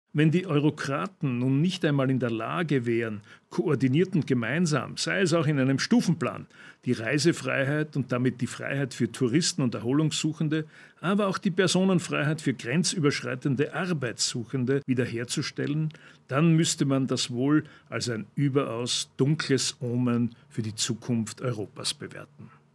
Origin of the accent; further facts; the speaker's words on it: Austria; bei uns in Österreich